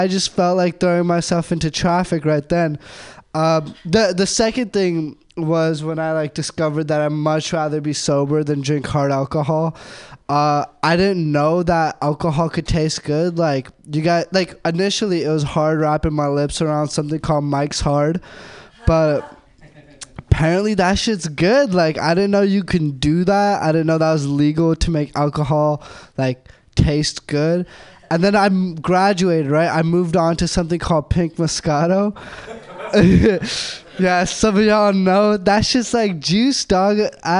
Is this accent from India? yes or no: yes; India; I'm Indian. So that means I'm good with computers.